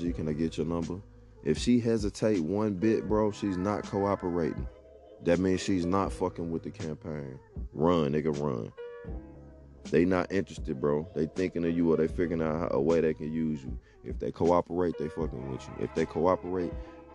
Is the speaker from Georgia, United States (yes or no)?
yes; Atlanta, Georgia, United States; I grew up playing ball in Metro Atlanta